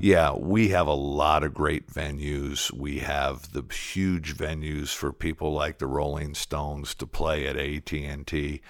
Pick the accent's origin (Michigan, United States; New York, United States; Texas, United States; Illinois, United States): Michigan, United States; Detroit; moved away as an adult; now in Arlington, United States; I'm originally from Detroit. I grew up in inner city